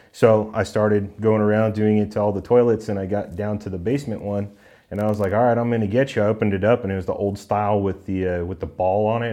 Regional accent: Southern California, United States; also born or lived in Irvine, California / San Juan Capistrano, California; now in Colorado, United States; growing up in Southern California

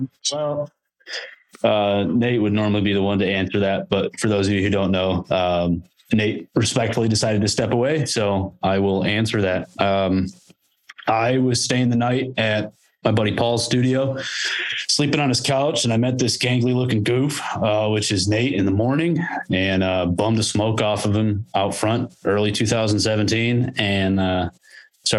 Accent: Michigan, United States; We're from Michigan

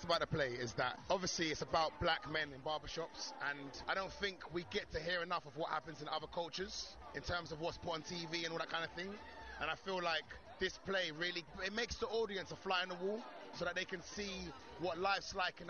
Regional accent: London, United Kingdom; I'm from London myself

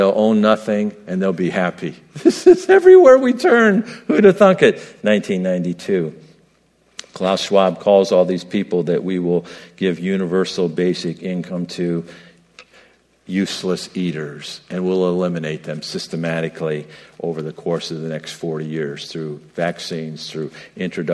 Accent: New York, United States; I'm from New York, and that's commonly used in New York

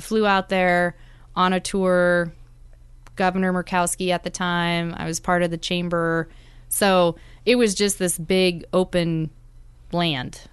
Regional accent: South Dakota, United States; moved away as an adult; also born or lived in Juneau, Alaska / Fairbanks, Alaska; now in Anchorage, United States; my home state of South Dakota

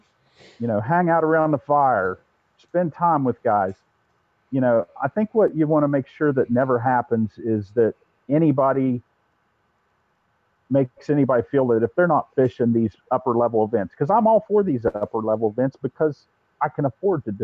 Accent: Ohio, United States; we're both from Ohio.

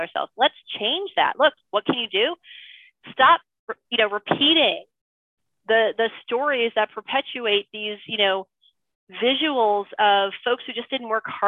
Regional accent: New York City, New York, United States; now in Marin County, United States; I'm originally from New York. I'm from Flushing.

